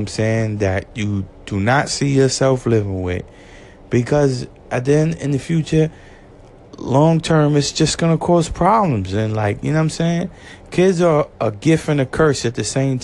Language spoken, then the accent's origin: English; New York City, New York, United States; I'm from Brooklyn